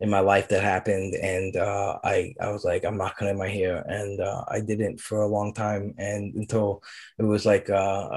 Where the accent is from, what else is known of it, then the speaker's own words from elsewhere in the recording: Brooklyn, New York, United States; moved away; also born or lived in New Jersey; I grew up in Brooklyn